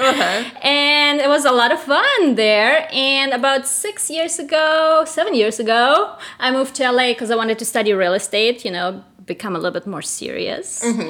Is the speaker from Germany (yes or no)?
yes; Germany; moved away as an adult; also born or lived in Russia / Spain; now in United States; I'm originally from Russia. I was born in Russia, raised in Germany, lived in Spain, so I call myself international.